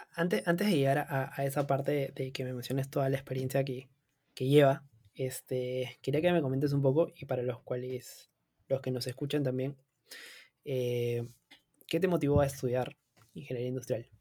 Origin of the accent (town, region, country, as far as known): Peru